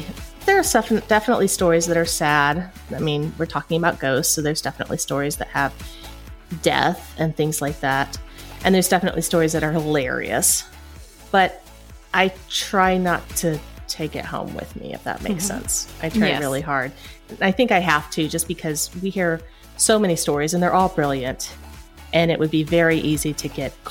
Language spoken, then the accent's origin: English; Kingsport, Tennessee, United States; moved away as an adult; also born or lived in Atlanta; My hometown is Kingsport, Tennessee